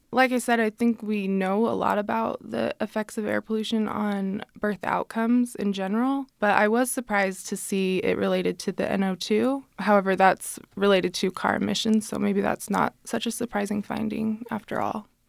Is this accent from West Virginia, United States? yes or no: no; Salt Lake City, Utah, United States; I'm from Salt Lake City originally